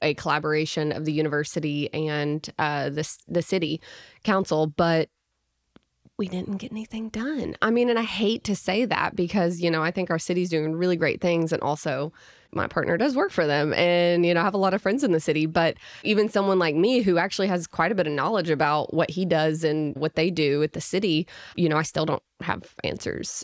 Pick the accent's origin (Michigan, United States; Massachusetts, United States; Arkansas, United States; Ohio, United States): Arkansas, United States; Little Rock; moved away as an adult; now in Fayetteville, United States; I'm originally from Little Rock, Arkansas.